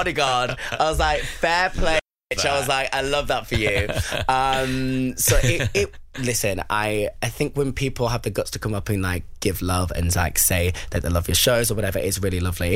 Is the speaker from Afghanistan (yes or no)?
no; Bury, North West England, United Kingdom; also born or lived in London; Bury, my hometown